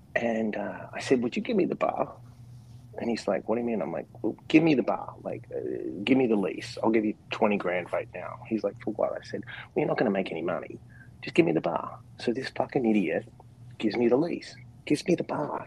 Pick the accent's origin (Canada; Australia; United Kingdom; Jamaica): Australia; Perth, Western Australia; moved away; also born or lived in New York City; I was born in Perth, which is the most isolated capital city in the world